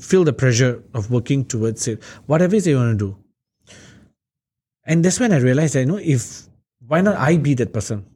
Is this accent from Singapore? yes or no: yes; Singapore; also born or lived in Hillview, Singapore; We moved from Marsiling, we moved to Hillview